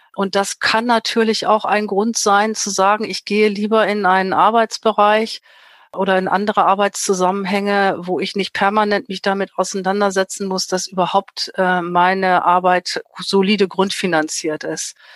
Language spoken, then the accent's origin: German; Germany; bei uns in Deutschland